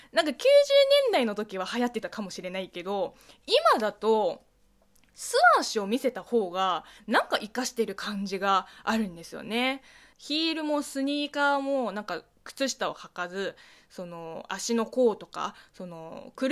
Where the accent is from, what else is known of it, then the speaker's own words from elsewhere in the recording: China; この中国生まれ中国育ちの、えー、